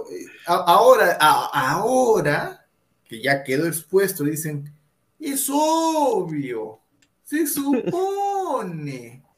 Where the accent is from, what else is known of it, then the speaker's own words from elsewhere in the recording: Peru; así como dicen, eh, somos peruanos, hay que, hay que comernos la liga hacer.